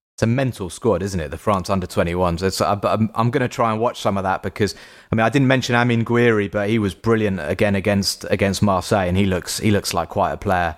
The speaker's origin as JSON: {"language": "English", "region": "England", "country": "United Kingdom", "said": "I am English"}